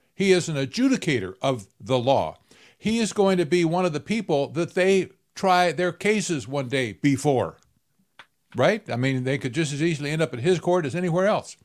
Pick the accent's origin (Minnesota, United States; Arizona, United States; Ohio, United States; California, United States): Arizona, United States; I'm from Arizona, right? I, I live in the Phoenix area